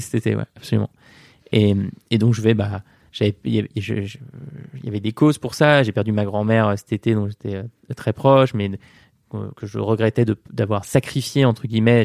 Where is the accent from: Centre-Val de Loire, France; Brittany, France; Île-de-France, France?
Île-de-France, France; Paris; du 24 rue de Condé, euh, là où j'ai grandi